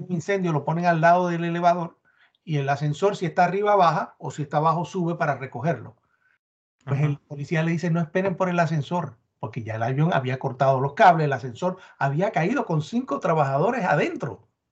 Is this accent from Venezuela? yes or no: no; Puerto Rico; moved away; yo soy el boricua